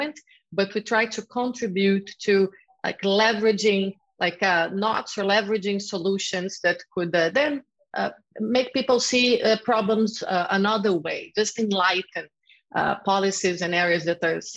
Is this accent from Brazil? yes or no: yes; Rio de Janeiro, Brazil; I'm from Rio de Janeiro, and there we always had the problem of police brutality.